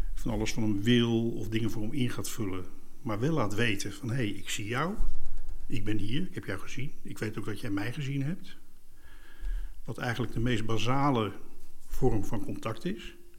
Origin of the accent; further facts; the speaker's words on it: Leidsendam, South Holland, Netherlands; Bij ons thuis kropen de mensen van Schakenbos, psychiatrische inrichting in uh, Leidsendam